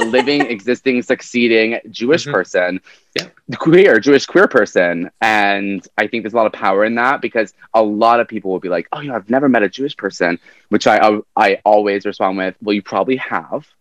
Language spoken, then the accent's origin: English; Vancouver, British Columbia, Canada; So born and raised in Vancouver